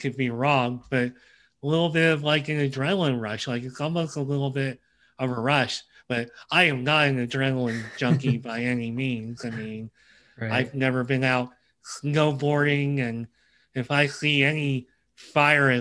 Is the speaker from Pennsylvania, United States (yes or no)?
yes; Pennsylvania, United States; I'm from Pennsylvania